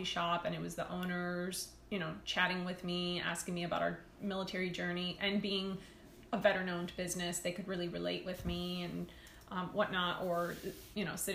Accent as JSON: {"language": "English", "town": "Miami", "region": "Florida", "country": "United States", "also_born_or_lived": "Kansas", "moved": "as an adult", "lives_now": "Fayetteville, United States", "said": "we're originally both from Miami, Florida"}